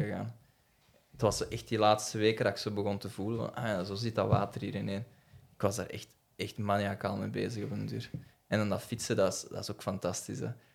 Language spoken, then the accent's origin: Dutch; the Kempen, Flanders, Belgium; ik, ben ook zo'n beetje van de campen